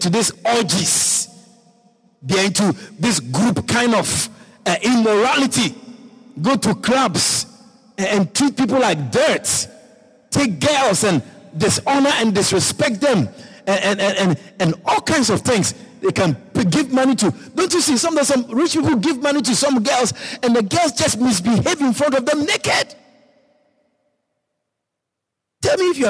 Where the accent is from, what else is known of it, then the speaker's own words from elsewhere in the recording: Ashanti, Ghana; moved away as an adult; also born or lived in Europe; now in Guyana; I'm from Ghana. I'm an Ashanti man from Ghana